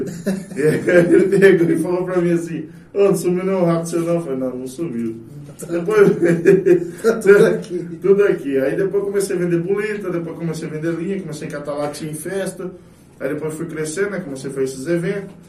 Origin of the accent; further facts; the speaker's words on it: Itaporã, Mato Grosso do Sul, Brazil; E sou nascido e criado aqui em Itaporã.